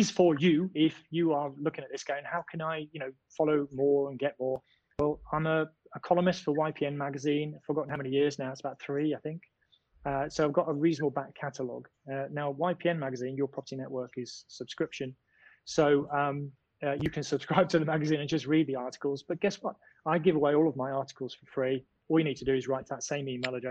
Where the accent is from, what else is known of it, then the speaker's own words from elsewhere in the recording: United Kingdom; I'm British.